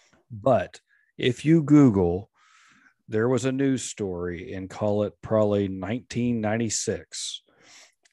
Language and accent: English; Oklahoma City, Oklahoma, United States; I grew up in Oklahoma City area